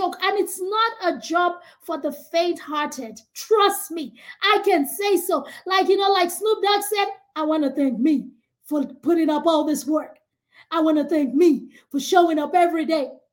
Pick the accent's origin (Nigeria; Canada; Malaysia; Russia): Nigeria; moved away as an adult; now in United States; African, from Nigeria. I grew up in Nigeria, had all of my education all the way to my Bachelor's of Science in Microbiology in Nigeria